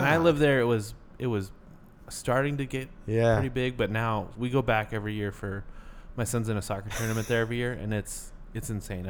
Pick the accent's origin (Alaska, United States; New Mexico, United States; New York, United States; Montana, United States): Montana, United States; Kalispell; moved away; I grew up in Montana. It's the last best place.